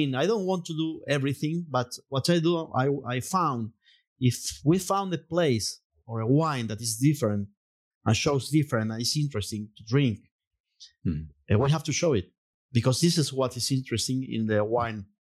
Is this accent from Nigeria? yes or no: no; Jujuy, Argentina; English is a second language; I'm from Jujuy, cielo arriba.